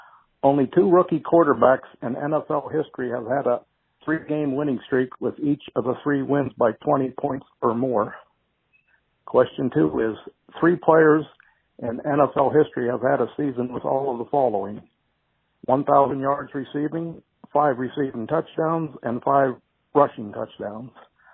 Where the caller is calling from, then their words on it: Florida, United States; I'm calling from Florida